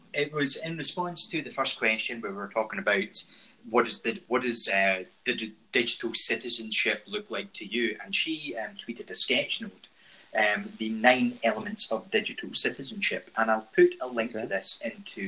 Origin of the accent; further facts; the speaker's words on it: Scotland, United Kingdom; accent: Scottish; my Scottish accent